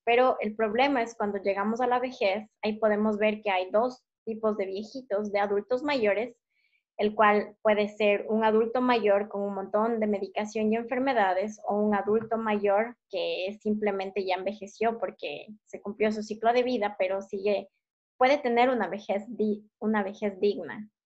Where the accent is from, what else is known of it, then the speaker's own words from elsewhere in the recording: Ecuador; moved away; estaba acostumbrada a comer en Ecuador mm, frutas, verduras, lo más fresco posible